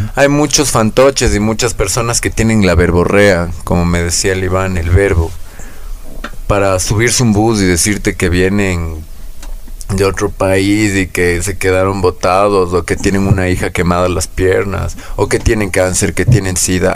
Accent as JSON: {"language": "Spanish", "town": "Quito", "region": "Pichincha", "country": "Ecuador", "tie": "born or raised there", "said": "Nací aquí en la ciudad de Quito"}